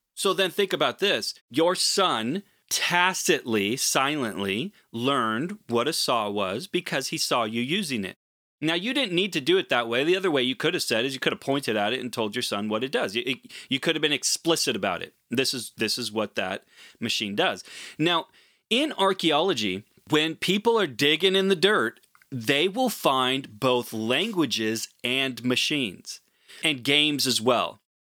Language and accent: English; Portland, Oregon, United States; as an Oregonian. I'm originally from Portland.